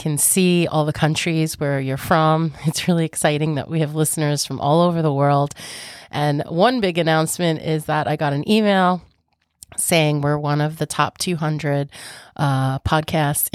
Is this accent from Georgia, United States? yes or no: no; Long Island, New York, United States; I'm from New York, so Long Island, actually. So if you're local to me, you know, I do have a holistic spa.